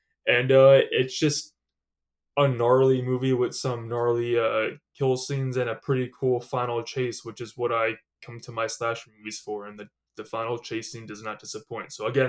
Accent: New Jersey, United States; obviously we are both living in New Jersey and we're from New Jersey.

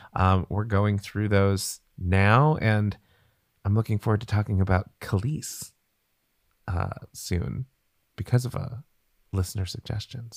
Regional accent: Hawaii, United States; moved away as an adult; also born or lived in California; So when I was twelve, we moved to Hawaii

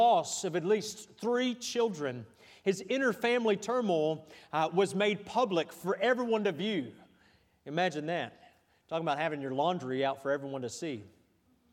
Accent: United States; as an American

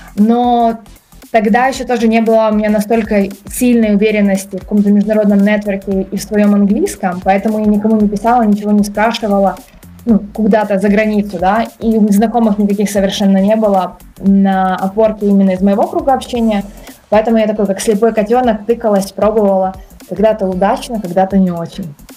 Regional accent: Kyiv, Ukraine; я вообще сама из Киева, из Украины.

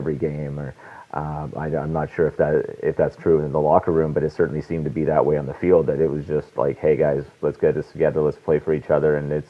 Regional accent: Vancouver, British Columbia, Canada; moved away as an adult; now in Toronto, Canada; I'm born and raised in Vancouver. I've moved to Toronto about 6 years ago for work

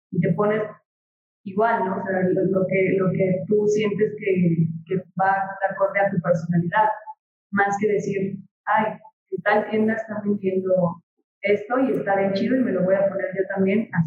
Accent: Mexico

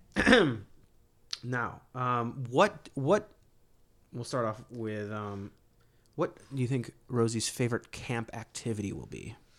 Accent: Ohio, United States; moved away; I grew up in Ohio

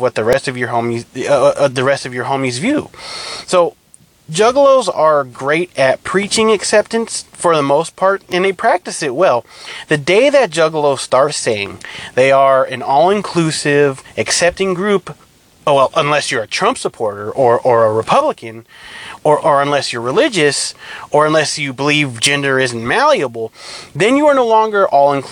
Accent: California, United States; I'm from California, I'm Hispanic

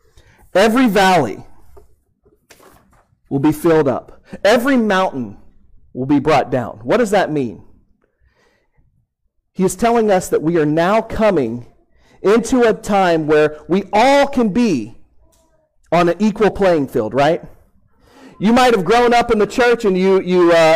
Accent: Houston, Texas, United States; I grew up in Houston, Texas, and I grew up going to Houston Astros games

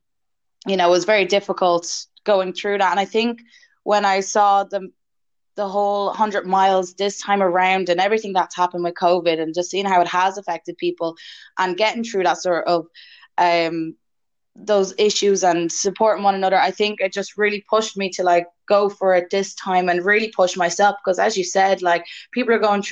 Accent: Wexford, Leinster, Ireland; I'm from Wexford

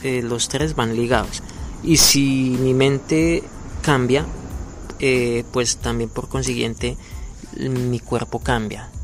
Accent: Colombia; moved away as an adult; now in Goiânia, Brazil; salimos del país, de Colombia

